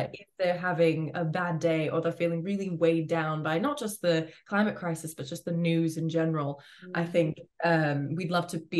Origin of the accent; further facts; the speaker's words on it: Florida, United States; I grew up in Florida